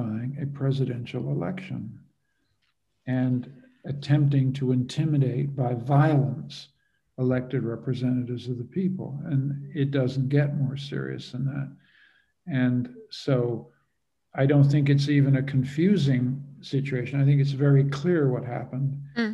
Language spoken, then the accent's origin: English; Canada; also born or lived in Europe; I'm a Canadian